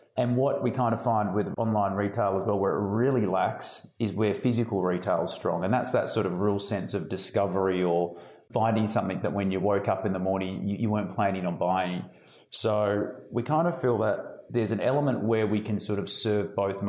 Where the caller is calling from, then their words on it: Melbourne, Victoria, Australia; So I'm in sunny Melbourne in Australia